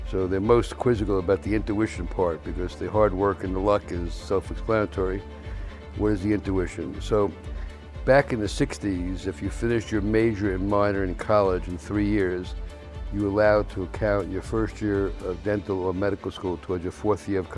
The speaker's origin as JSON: {"language": "English", "town": "New York City", "region": "New York", "country": "United States", "tie": "born or raised there", "said": "I grew up in the South Bronx with four other guys"}